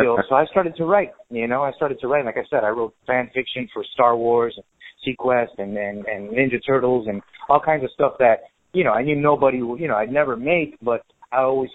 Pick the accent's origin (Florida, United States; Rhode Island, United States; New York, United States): Florida, United States; Miami; also born or lived in Venezuela; I was born in Venezuela, raised by a Cuban mother. So, sure. You know, raised in Miami